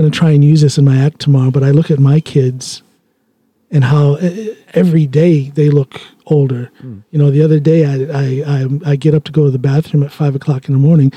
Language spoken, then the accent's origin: English; United States; now in Drammen, Norway; I'm an American